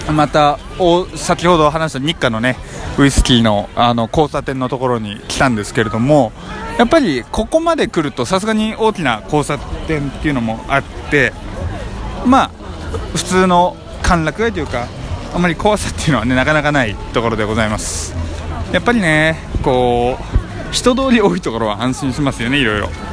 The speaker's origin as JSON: {"language": "Japanese", "region": "Hokkaido", "country": "Japan", "tie": "born or raised there", "also_born_or_lived": "Honshu", "moved": "as an adult", "said": "北海道出身とは言ったんですけれども大学入学を機にですね本州の方に行きまして"}